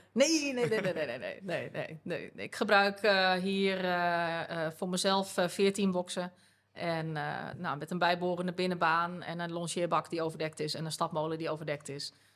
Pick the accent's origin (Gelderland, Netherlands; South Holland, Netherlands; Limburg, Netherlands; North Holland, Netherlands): Gelderland, Netherlands; Groenlo; ik ben eh, geboren en opgegroeid in eh, Groenlo. Dat is een dorpje in de Achterhoek.